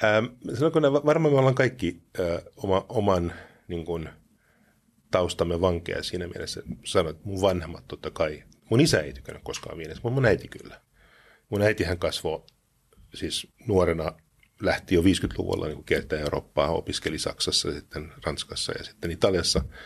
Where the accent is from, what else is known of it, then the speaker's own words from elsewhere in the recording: Luxembourg; now in Finland; mä kasvoin Luxemburgissa